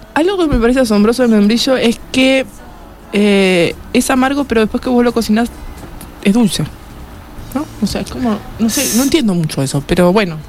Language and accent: Spanish; Uruguay; como uruguayos